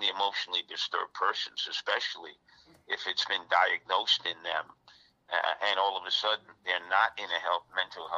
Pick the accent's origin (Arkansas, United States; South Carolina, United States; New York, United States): New York, United States; New York City; as a New Yorker